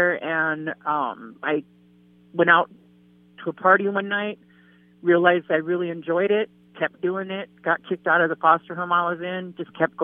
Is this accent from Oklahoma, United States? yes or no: no; Fort Yates, North Dakota, United States; moved away as an adult; also born or lived in Bismarck, North Dakota; now in Minot, United States; I was born in Fort Yates, North Dakota. I'm from the Standing Rock Reservation.